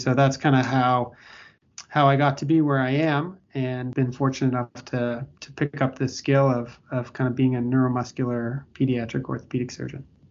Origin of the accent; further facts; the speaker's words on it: Toronto, Ontario, Canada; moved away as an adult; also born or lived in Victoria, Canada / Australia; now in Boston, United States; I I grew up in in Toronto, Canada, and I you know went to school on the west coast of Canada in Victoria